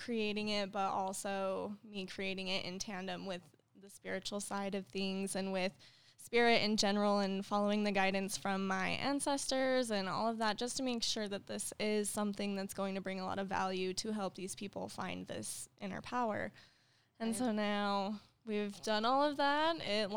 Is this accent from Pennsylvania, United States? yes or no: no; Utah, United States; I grew up here in Utah. This is my hometown